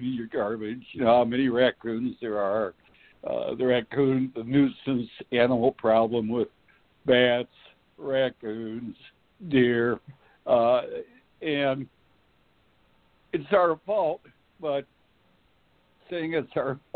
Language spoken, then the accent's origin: English; Valparaiso, Indiana, United States; I was born and raised in Valparaiso